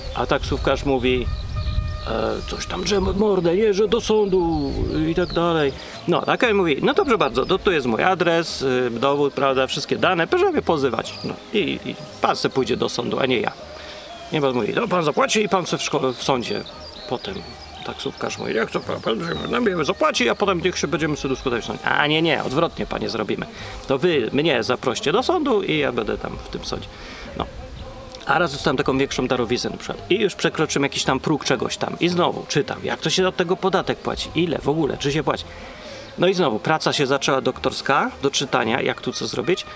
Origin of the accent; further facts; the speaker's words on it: Poland; now in England, United Kingdom; jestem potem programista z Polski